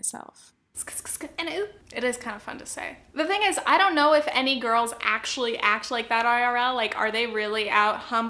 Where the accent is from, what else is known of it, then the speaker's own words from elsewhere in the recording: Southern California, United States; I'm from Southern California